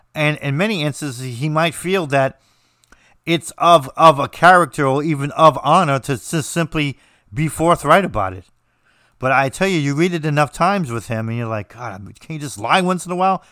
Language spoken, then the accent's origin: English; United States; I'm American